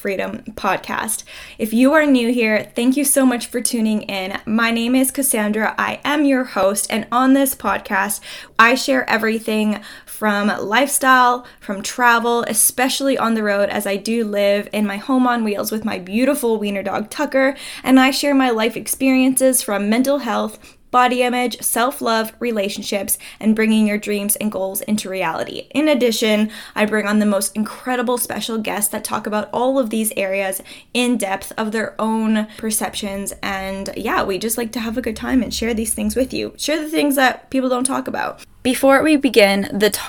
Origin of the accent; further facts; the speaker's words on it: Ontario, Canada; now in Alberta, Canada; I'm from Ontario, I know the difference between Ontario winter and Alberta winter, and I remember living in Ontario